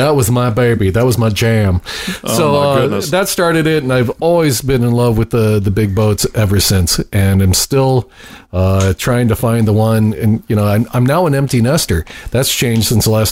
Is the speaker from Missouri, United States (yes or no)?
yes; Southern Missouri, United States; I grew up in Southern Missouri